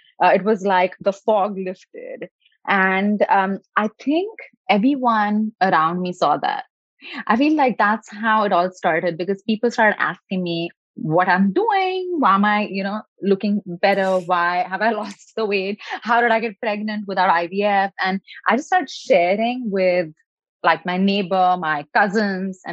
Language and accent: English; India; moved away as an adult; now in California, United States; I was born in India, so a country where education and success and doing more and resting less is definitely like a badge of honor.